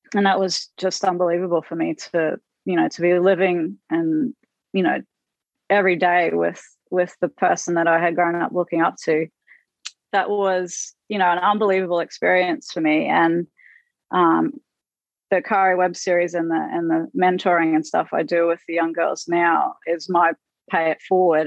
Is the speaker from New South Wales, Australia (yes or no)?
no; Queensland, Australia; now in Florida, United States; I'm a Queenslander